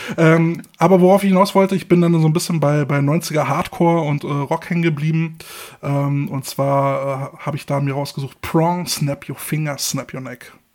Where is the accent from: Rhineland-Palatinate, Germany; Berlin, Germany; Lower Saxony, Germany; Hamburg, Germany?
Berlin, Germany; als gebürtiger Berliner